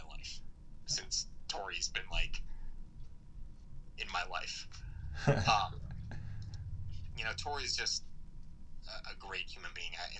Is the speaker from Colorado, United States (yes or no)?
yes; Colorado, United States; moved away as an adult; now in Austin, United States; I'm from Colorado